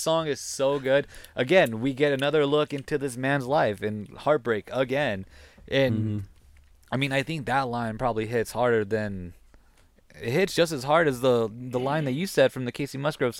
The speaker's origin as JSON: {"language": "English", "region": "New Mexico", "country": "United States", "said": "Well, we're from Nuevo Mexico, and we know."}